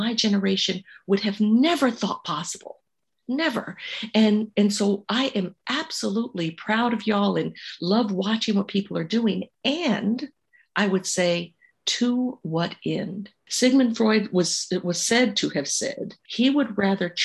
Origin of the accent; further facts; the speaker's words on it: San Francisco, California, United States; also born or lived in Pinole, California; I was born and raised in San Francisco. The home I grew up in is now $3.5 million